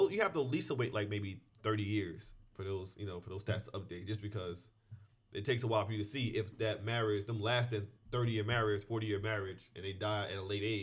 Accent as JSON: {"language": "English", "region": "New Jersey", "country": "United States", "tie": "born or raised there", "said": "I grew up in New Jersey, where there's not a lot of people."}